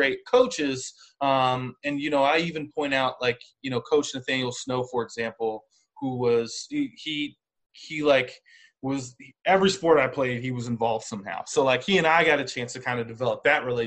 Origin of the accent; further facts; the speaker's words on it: Cincinnati, Ohio, United States; I grew up in Cincinnati